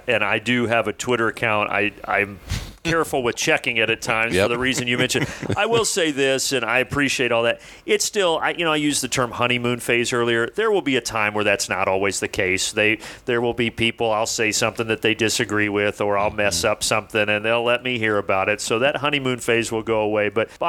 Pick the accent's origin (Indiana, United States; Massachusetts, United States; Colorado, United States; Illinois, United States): Indiana, United States; moved away as an adult; now in Atlanta, United States; being from where I'm from in Indiana, there's not a Waffle House.